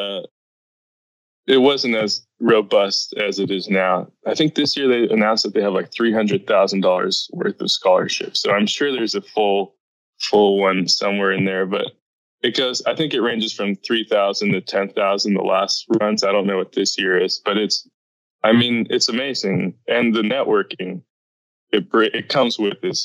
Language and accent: English; Los Angeles, California, United States; I grew up in Van Nuys, which is, if you don't know, the busiest private jet airport in the world